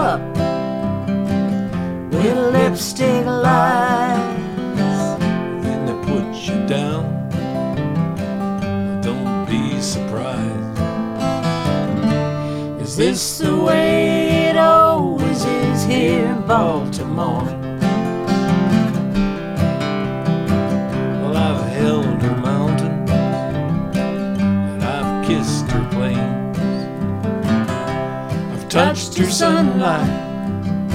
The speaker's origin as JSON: {"language": "English", "region": "Nova Scotia", "country": "Canada", "also_born_or_lived": "Quebec / Hamilton, Ontario", "moved": "yes", "said": "I'm from Nova Scotia"}